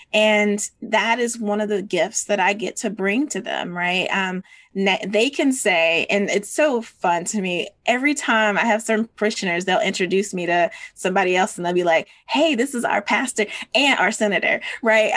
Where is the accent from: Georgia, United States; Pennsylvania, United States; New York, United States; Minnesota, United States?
Georgia, United States; as a Georgian and as a Southerner